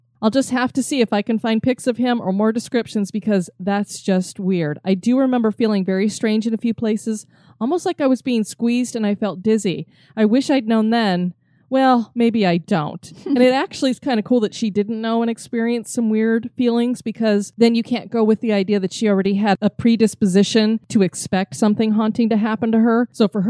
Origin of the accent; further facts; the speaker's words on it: Texas, United States; Both in my home state of Texas and my dad's hometown of Corpus Christi.